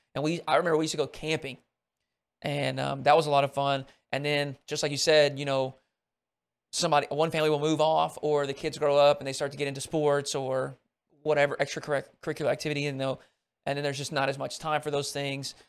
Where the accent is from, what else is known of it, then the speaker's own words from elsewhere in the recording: Arkansas, United States; growing up in Arkansas